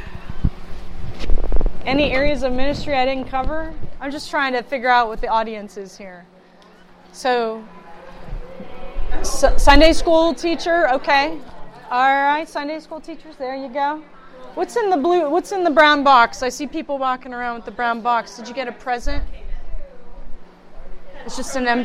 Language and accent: English; Youngstown, Ohio, United States; also born or lived in Pittsburgh; I hail from the Youngstown area. I was born in Pittsburgh, but I've lived there all my... I've lived in Youngstown basically all my life.